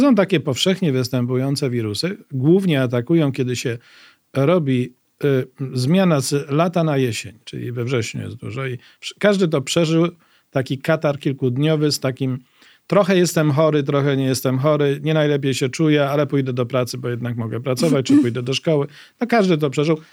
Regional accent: Łódź, Łódź Voivodeship, Poland; mieszkałem w Łodzi, bo jestem łodzianinem

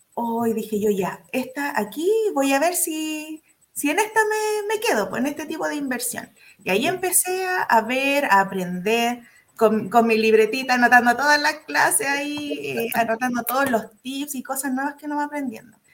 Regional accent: Curicó, Maule, Chile; soy de Curicó, en la región del Maule

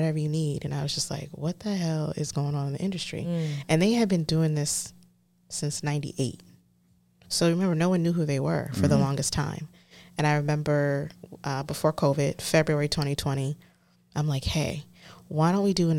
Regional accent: Temecula, California, United States; also born or lived in East Coast / Escondido, California; growing up in Temecula

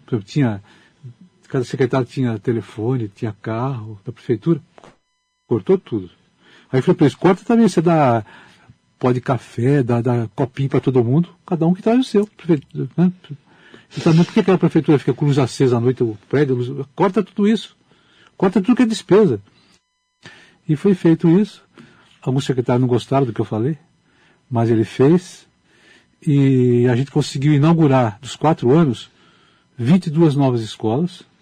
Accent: Pirajuí, São Paulo, Brazil; born there; Porque é, meu avô resolveu vender a fazenda onde eu nasci.

